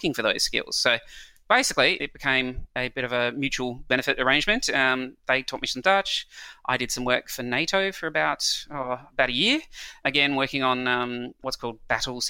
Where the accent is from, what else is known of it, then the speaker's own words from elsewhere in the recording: Adelaide, South Australia, Australia; moved away as an adult; also born or lived in New Zealand / Europe; I then grew up for the next 20 years in a small town, relatively small town, called Adelaide, which is in South Australia.